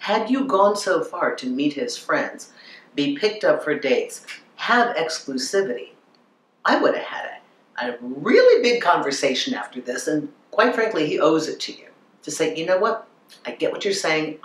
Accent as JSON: {"language": "English", "region": "Minnesota", "country": "United States", "tie": "born or raised there", "said": "I grew up in Minnesota"}